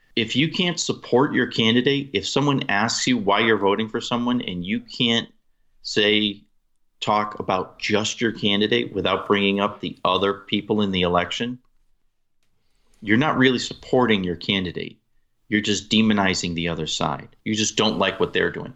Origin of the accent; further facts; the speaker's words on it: New England, United States; I'm from New England